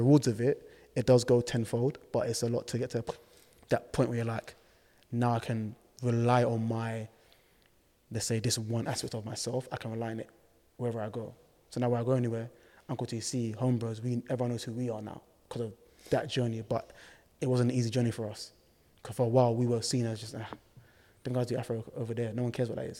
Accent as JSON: {"language": "English", "country": "Ghana", "moved": "yes", "lives_now": "United Kingdom", "said": "we love to dance, we're from Ghana"}